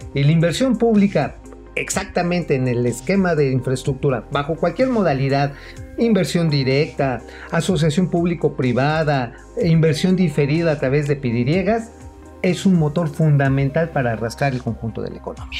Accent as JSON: {"language": "Spanish", "country": "Mexico", "said": "como mexicanos"}